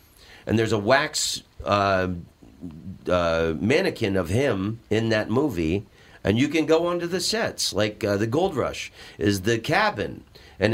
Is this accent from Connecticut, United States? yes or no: no; Orlando, Florida, United States; I said, I'm from Orlando, Florida, and we have all these amusement parks there.